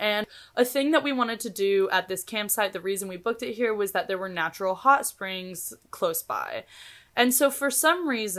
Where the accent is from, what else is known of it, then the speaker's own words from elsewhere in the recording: Kansas City, United States; We're like, Kansas City.